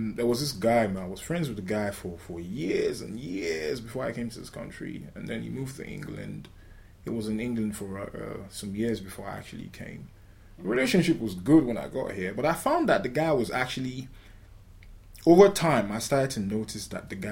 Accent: Nigeria; now in United Kingdom; I'm from Nigeria

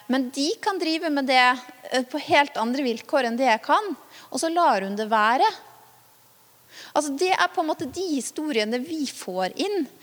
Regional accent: Vanylven, Møre og Romsdal, Norway; Tenk deg en dame på min alder da, i hjemkommunen min, Vanylven

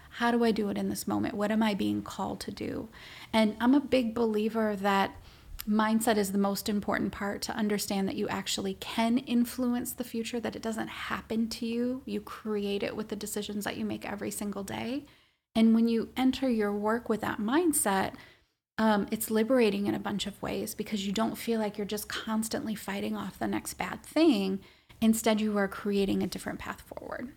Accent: Minnesota, United States; also born or lived in Washington, D.C.; I'm Minnesotan, born and bred

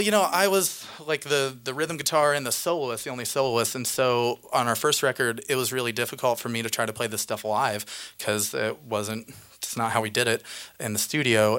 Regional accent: Indiana, United States; I grew up in the Indiana state

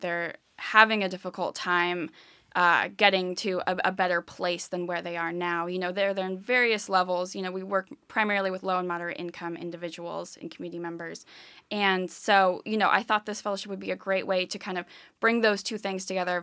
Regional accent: California, United States; moved away as an adult; now in Philadelphia, United States; I am originally from the West Coast. I grew up in California

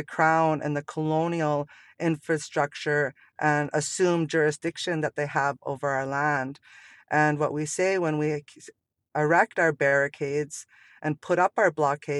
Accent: Secwepemc and Ktunaxa Nations, British Columbia, Canada; I'm from the Secwepmemc and the Tanaka Nations in so-called British Columbia, Canada. We come from 180,000 square kilometers of unceded, unsurrendered territories.

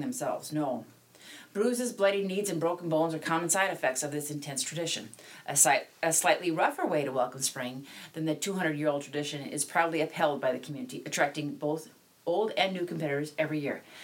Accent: Black Hills of South Dakota, United States; I grew up in the Black Hills of South Dakota

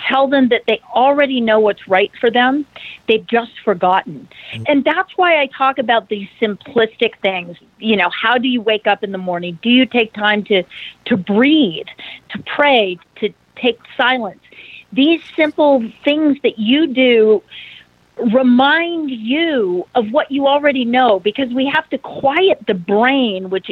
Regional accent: Idaho, United States; growing up in Idaho

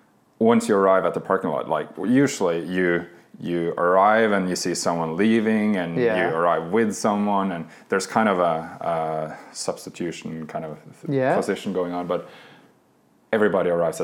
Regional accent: Oslo, Norway; moved away as an adult; also born or lived in Ericeira, Portugal; now in Lofoten, Norway; I drove from Oslo. My family, I'm born and raised in Oslo.

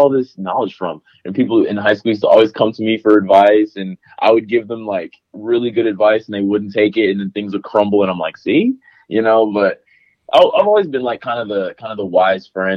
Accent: Huntsville, Alabama, United States; moved away as an adult; also born or lived in Harvest, Alabama; now in Nashville, United States; I'm from Alabama originally, Huntsville, Alabama

